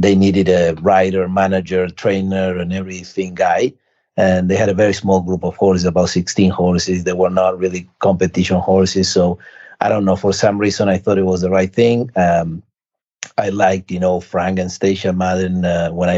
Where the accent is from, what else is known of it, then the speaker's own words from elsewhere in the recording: Argentina; now in United States; I was born in Argentina